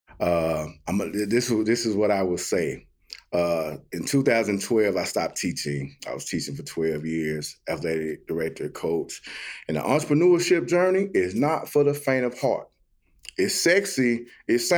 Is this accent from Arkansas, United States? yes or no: no; Jackson, Mississippi, United States; now in Memphis, United States; I'm from Jackson, Mississippi. Grew up west side of Jackson, man, Queens area as well.